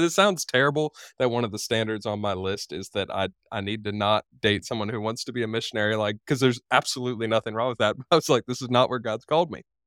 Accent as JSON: {"language": "English", "region": "Florida", "country": "United States", "tie": "born or raised there", "also_born_or_lived": "Dayton, Tennessee", "moved": "as an adult", "said": "my home state of Florida"}